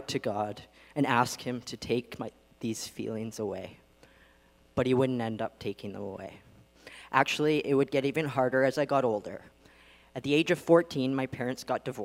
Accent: Vancouver Island, British Columbia, Canada; I grew up on Vancouver Island

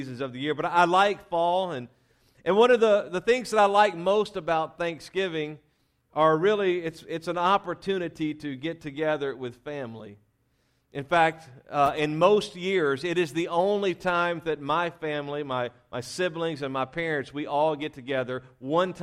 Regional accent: Louisiana, United States; we were raised in Louisiana

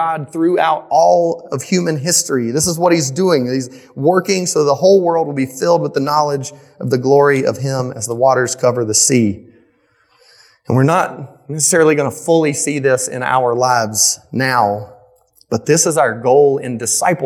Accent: Midland, the South, United States; So I grew up in the South. I grew up in Midland. I grew up in like a real rural area

